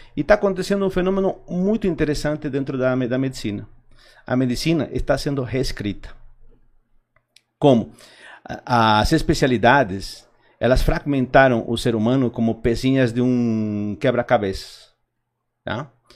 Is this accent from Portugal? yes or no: no; Argentina; Portuguese is a second language; moved away as an adult; also born or lived in Bolivia; now in Brazil; Eu nasci originalmente na Bolívia, mas pequeno fui para Argentina, é, comecei a faculdade lá, tá? Eh, daí eu vim o Brasil, 96, 97